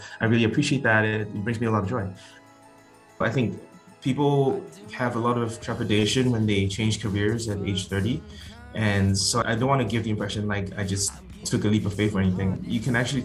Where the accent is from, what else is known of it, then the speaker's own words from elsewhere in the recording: Singapore; moved away as an adult; now in United States; I'm originally from Singapore and moved to the US for a career in finance